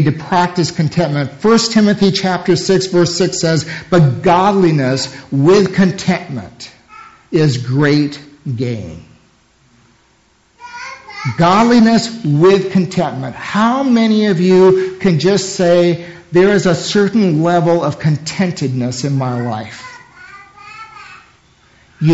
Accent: United States; as American Christians

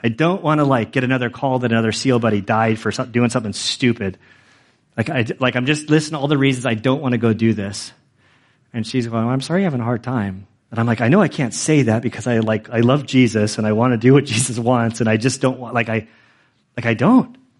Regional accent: United States; as American citizens, as American citizens who are Christians

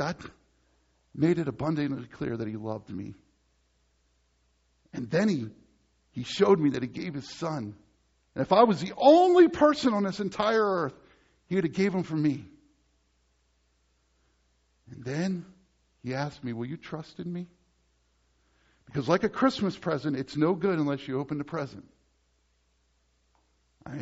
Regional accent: Dover, Pennsylvania, United States; moved away; I come from Dover, Pennsylvania

